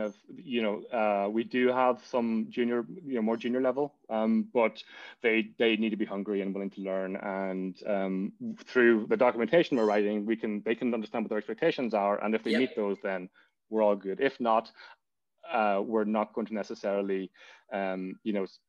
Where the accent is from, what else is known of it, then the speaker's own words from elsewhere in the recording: Donegal, Ulster, Ireland; moved away as an adult; also born or lived in Cardiff, Wales; now in New York City, United States; I'm from Donegal. Donegal town. I lived there until, you know, went to secondary school, or what, the tech, Abbey Vocational School